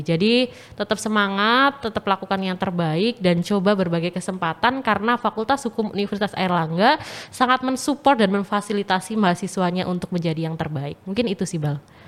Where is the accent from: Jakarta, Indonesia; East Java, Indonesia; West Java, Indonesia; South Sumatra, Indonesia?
East Java, Indonesia; Pacitan; moved away as an adult; now in Surabaya, Indonesia; asal aku dari Pacitan, Jawa Timur